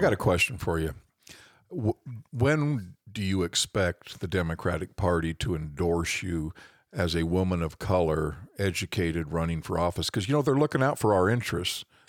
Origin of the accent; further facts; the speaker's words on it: West Des Moines, Iowa, United States; how far back I go in West Des Moines growing up in Valley Junction